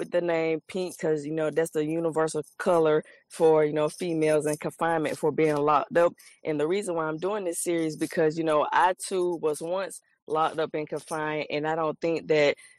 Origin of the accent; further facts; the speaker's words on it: Columbus, Georgia, United States; I'm from Columbus, Georgia